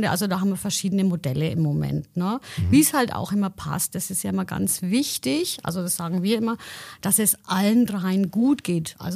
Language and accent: German; Heroldsbach, Bavaria, Germany; Genau, ich bin ja aus Haroldsbach und ich bin auch aktiv im Heimat- und Trachtenverein